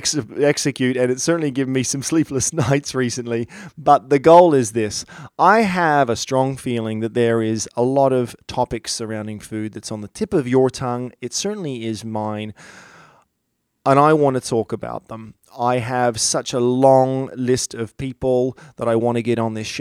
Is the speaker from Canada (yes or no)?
no; Australia; moved away; I grew up in Australia